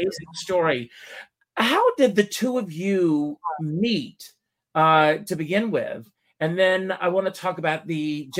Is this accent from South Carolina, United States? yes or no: yes; South Carolina, United States; moved away; also born or lived in New York; When I was a kid growing up in South Carolina